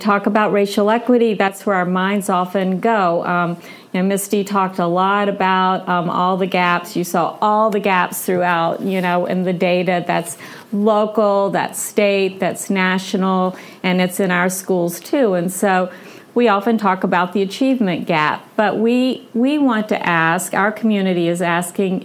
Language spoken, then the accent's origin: English; Greensboro, North Carolina, United States; born or raised there; now in Chapel Hill, United States